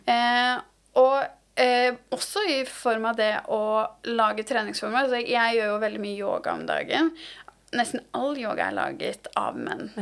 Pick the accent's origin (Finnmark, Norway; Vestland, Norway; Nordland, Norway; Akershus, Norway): Akershus, Norway; Asker; jeg er jo fra Asker